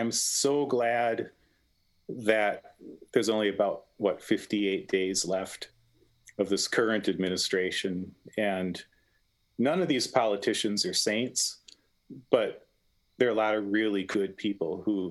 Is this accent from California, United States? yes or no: no; Minneapolis, Minnesota, United States; my hometown